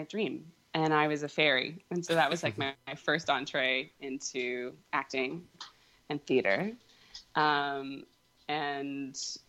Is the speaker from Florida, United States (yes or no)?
no; Virginia, United States; Purple. I'm from Virginia originally.